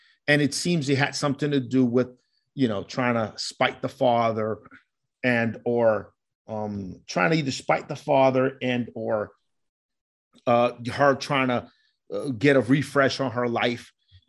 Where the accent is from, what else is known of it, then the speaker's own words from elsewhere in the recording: Colombia; So growing up in Colombia and listening to stories from my grandmother